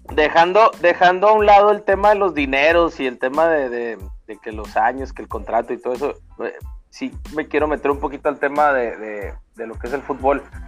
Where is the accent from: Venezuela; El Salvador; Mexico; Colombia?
Mexico; como mexicano